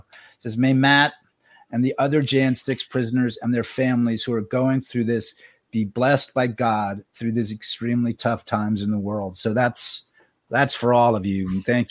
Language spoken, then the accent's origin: English; Puerto Rico; I'm half Puerto Rican too. Tell your nephew. I was born in Puerto Rico.